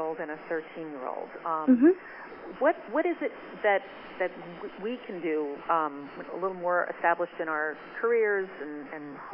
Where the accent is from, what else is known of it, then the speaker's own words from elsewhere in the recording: Maine, United States; Maine is my home state